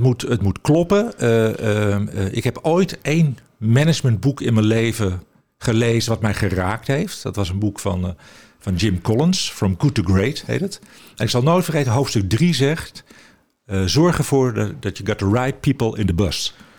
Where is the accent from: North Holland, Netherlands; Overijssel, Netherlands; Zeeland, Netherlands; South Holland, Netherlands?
North Holland, Netherlands; Amsterdam; also born or lived in Venlo / Alkmaar; ik ben opgegroeid in Amsterdam